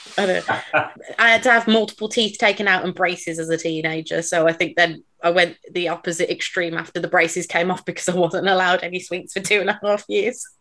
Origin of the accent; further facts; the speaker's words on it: near Birmingham, West Midlands, United Kingdom; I'm from the area. Um, I'm not a Brummie, but I do live very close